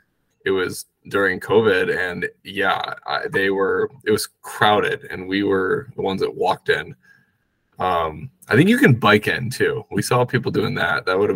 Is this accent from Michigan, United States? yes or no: yes; Michigan, United States; I'm from Michigan.